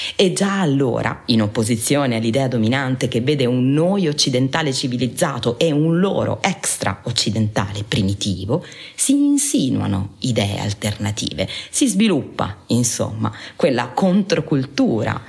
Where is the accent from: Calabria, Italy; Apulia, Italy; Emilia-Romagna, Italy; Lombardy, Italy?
Apulia, Italy; Taranto; Taranto, la mia città d'origine